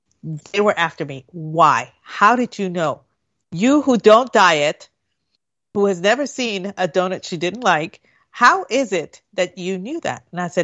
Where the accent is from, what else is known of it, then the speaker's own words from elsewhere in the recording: Puerto Rico; No. I lived, when I was growing up in Puerto Rico, our house for a time, we didn't have a bathroom.